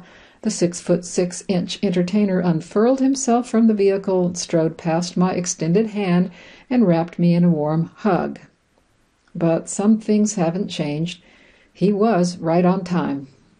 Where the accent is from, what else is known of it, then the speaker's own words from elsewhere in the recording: Louisiana, United States; I grew up in Louisiana, and my mother grew up in the Jim Crow South.